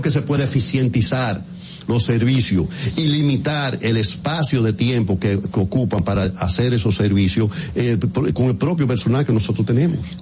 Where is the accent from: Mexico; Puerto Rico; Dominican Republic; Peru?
Dominican Republic; moved away